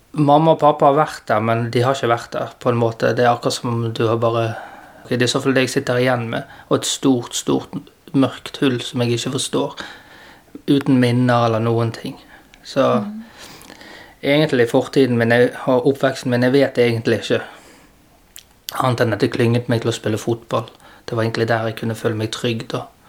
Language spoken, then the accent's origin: Norwegian; Bergen, Vestland, Norway; jeg har vokst opp på Landås